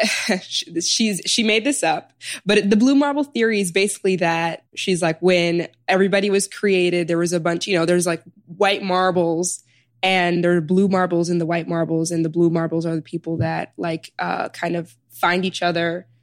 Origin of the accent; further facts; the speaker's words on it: Chicago, Illinois, United States; moved away as an adult; also born or lived in Sudan / New Haven; now in New York, United States; I was born in Sudan and I was raised in Chicago. So I immigrated here. My parents immigrated here when I was like a year